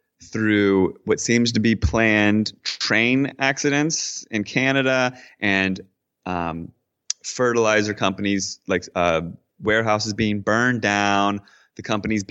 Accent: Washington, D.C., Virginia side, United States; moved away as an adult; I grew up in basically in Washington, D.C. on the Virginia side of the river

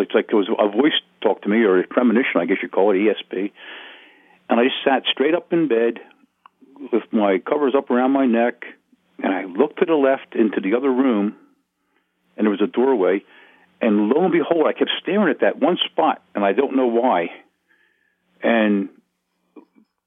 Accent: Wilmington, Delaware, United States; also born or lived in Smyrna, Delaware; I was born in St. Francis Hospital in Wilmington, Delaware

